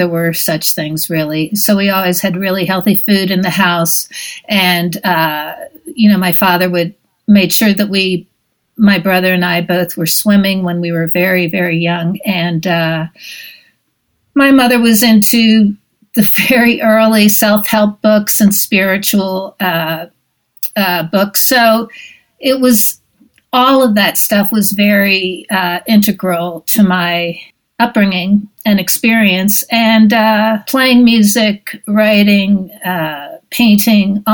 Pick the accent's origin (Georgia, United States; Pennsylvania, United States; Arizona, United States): Pennsylvania, United States; Philadelphia; moved away; also born or lived in Los Angeles; I was born in Bryn Mawr Hospital, and I grew up in suburban Philadelphia along what is known as the Main Line